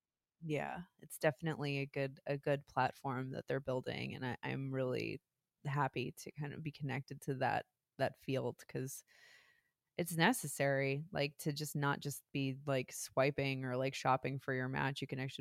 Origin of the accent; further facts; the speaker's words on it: New Jersey, United States; I mean, I'm fucking from New Jersey.